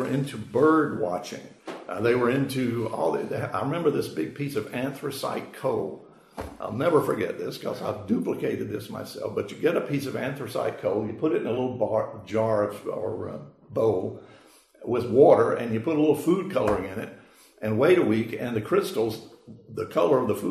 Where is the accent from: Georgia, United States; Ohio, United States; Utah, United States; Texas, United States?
Georgia, United States; Macon; I grew up in Macon, Georgia